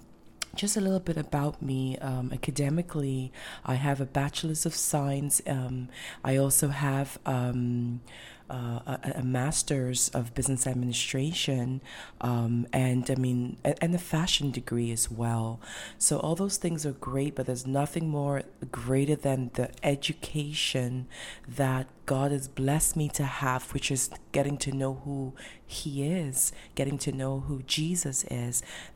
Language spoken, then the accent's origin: English; Ghana; also born or lived in Europe / North America; your host. I'm originally from Ghana. I was born and raised in Ghana, but I also moved around the world, and I grew up in different countries as well.